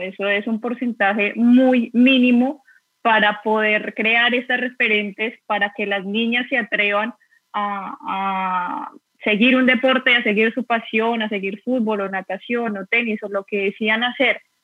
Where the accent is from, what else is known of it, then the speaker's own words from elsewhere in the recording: Bogotá, Colombia; moved away as an adult; now in Seville, Spain; soy de Bogotá, actualmente vivo en Sevilla